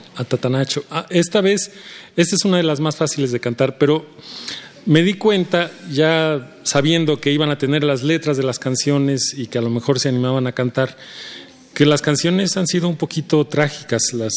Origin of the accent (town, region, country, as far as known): Mexico